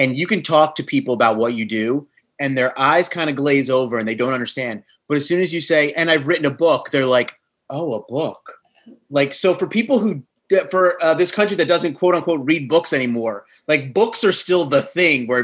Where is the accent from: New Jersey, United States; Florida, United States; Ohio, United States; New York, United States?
New Jersey, United States; We're both from New Jersey